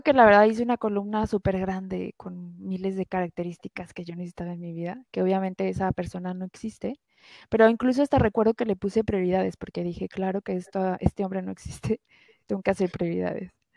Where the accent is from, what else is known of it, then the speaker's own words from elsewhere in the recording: Guadalajara, Jalisco, Mexico; also born or lived in France; yo soy de Guadalajara, vivo en Guadalajara.